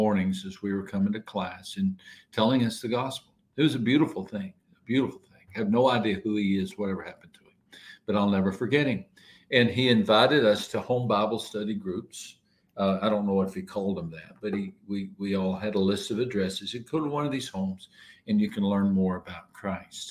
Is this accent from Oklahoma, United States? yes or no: no; West Texas, United States; Our little town I grew up in West Texas